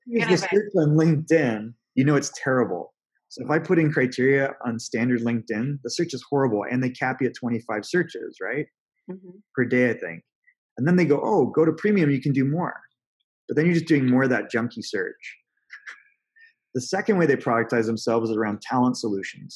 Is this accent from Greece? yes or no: no; Canada; now in Newport Beach, United States; I'm originally from Canada